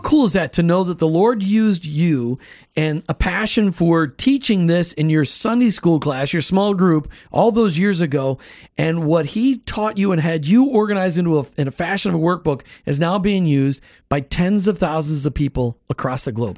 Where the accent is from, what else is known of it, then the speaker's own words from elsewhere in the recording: Minnesota, United States; I grew up in Minnesota